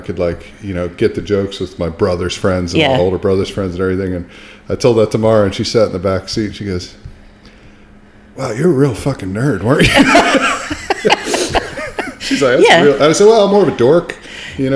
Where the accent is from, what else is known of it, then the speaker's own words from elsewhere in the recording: Philadelphia, Pennsylvania, United States; moved away as an adult; now in New Zealand; being the American that I am, even though I've been here 15 years